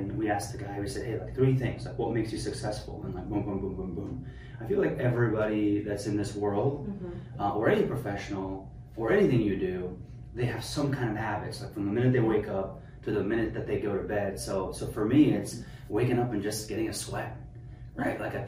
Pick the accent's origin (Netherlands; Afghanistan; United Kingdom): Afghanistan; now in United States; I'm a kid from Afghanistan.